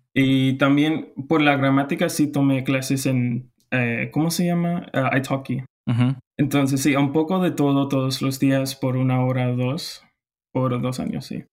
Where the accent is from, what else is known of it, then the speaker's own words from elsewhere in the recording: Houston, Texas, United States; Spanish is a second language; now in College Station, United States; Soy de Houston